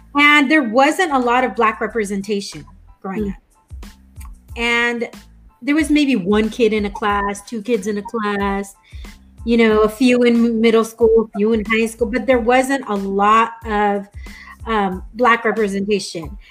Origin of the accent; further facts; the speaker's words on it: Escondido, California, United States; also born or lived in Albuquerque, New Mexico; I grew up in Escondido